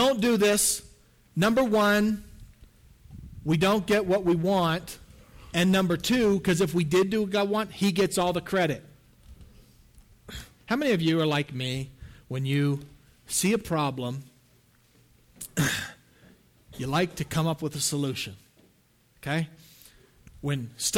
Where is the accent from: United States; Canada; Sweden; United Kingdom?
Canada; the Maritimes; I'm from the Maritimes in Canada, so this is my ancestry